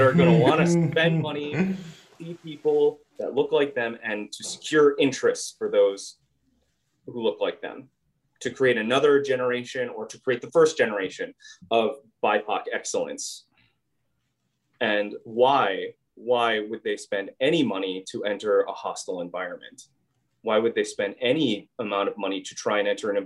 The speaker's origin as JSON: {"language": "English", "region": "Southeast Minnesota", "country": "United States", "tie": "born or raised there", "said": "I grew up in Southeast Minnesota."}